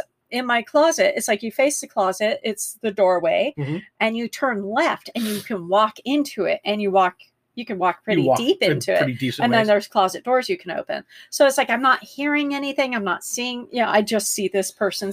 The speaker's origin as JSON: {"language": "English", "town": "Glendale", "country": "United States", "tie": "born or raised there", "said": "I grew up in Glendale."}